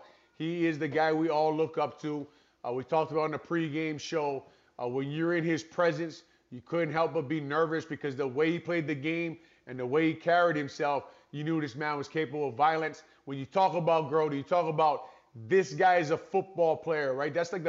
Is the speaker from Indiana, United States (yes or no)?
no; Hawaii, United States; I grew up in Hawaii